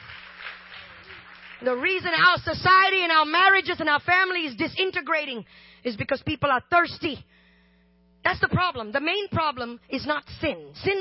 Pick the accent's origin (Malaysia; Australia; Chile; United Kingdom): Malaysia; also born or lived in India (ancestry); now in United States; I am Indian, but I grew up in Malaysia